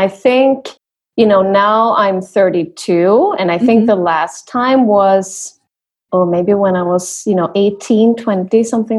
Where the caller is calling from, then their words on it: Sweden; Yes, so I am right now back in Sweden.